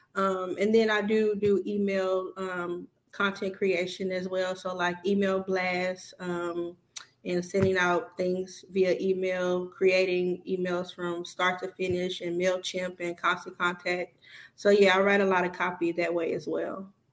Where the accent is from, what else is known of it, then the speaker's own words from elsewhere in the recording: Houston, Texas, United States; moved away as an adult; now in Dallas, United States; I'm originally from Houston, Texas.